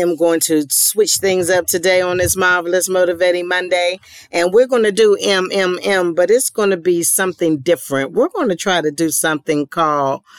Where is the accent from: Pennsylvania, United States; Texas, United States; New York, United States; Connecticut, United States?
Pennsylvania, United States; Pittsburgh; moved away; my hometown of Pittsburgh